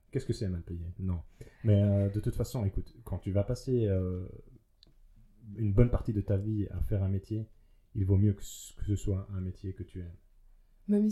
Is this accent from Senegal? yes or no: no; Liège, Wallonia, Belgium; en tant que bon liégeois